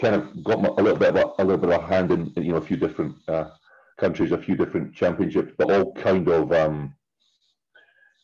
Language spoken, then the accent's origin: English; Scotland, United Kingdom; moved away as an adult; also born or lived in Luxembourg; I'm originally from Scotland, but for the last, 20 years or nearly, I've been out and about in Europe and been coaching